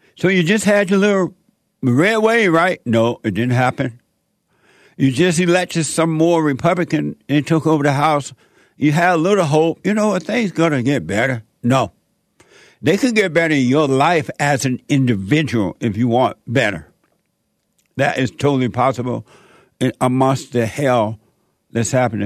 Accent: Alabama, United States; moved away; Born and raised in Sweet Home, Alabama. On a plantation

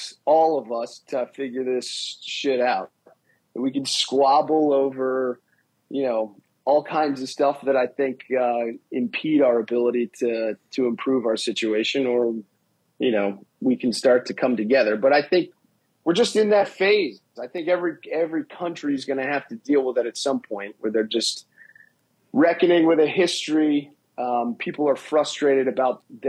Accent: United States; also born or lived in Philadelphia, Pennsylvania; now in New York City, United States; I spent most of my life in Philly, but my parents are from New York. I grew up outside of New York

